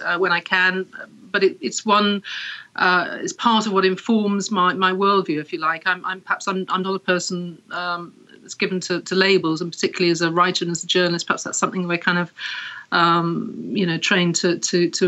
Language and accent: English; Wales, United Kingdom; also born or lived in Paris / Berlin; now in London, United Kingdom; I was born in Wales, here in the UK, and I was raised Anglican